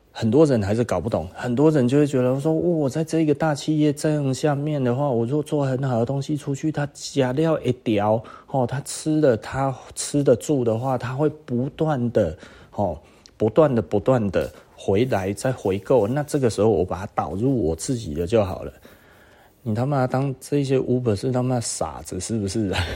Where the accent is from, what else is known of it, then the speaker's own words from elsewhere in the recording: Taiwan; 我们台湾人